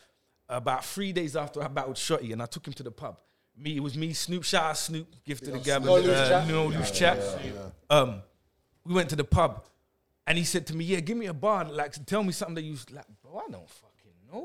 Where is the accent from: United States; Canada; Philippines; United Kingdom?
United Kingdom; London; I'm from East